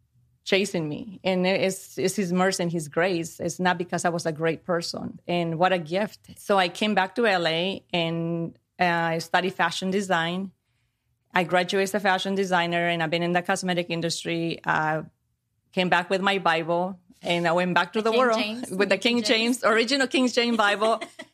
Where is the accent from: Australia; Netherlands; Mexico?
Mexico; also born or lived in Chicago, United States; I was born in Chicago, but then my parents sent me to Mexico. And I grew up with my grandparents